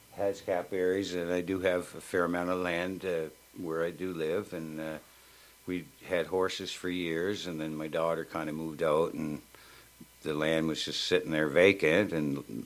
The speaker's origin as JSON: {"language": "English", "town": "Lower Sackville", "region": "Nova Scotia", "country": "Canada", "tie": "born or raised there", "said": "Well, we grew up in Lower Sackville, and when I first moved here in the early 60s or middle 60s, it was a country"}